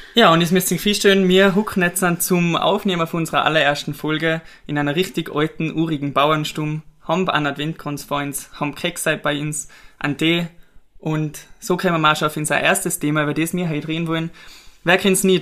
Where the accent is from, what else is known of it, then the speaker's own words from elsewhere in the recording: Pillerseetal, Tyrol, Austria; wir sind beide aufgewachsen in Billesetal, wohnen seit mittlerweile über 20 Jahren